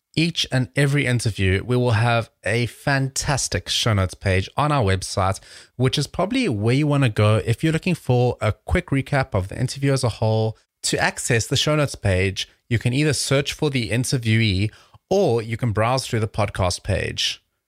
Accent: South Africa; moved away; I'm originally from South Africa.

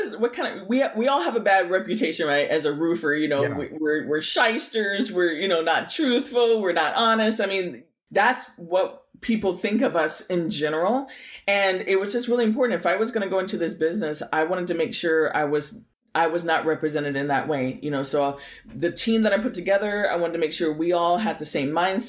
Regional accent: Bay Area, Lake County, California, United States; also born or lived in Berkeley, California; now in Santa Rosa, United States; when I was a kid, I grew up in the Bay Area. I actually was born down near Berkeley, California. Okay. And my parents moved me and my brother up to the country in Lake County

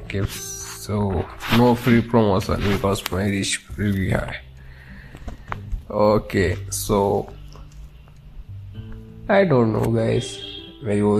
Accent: India; but वो US से और मैं इंडिया से हूँ

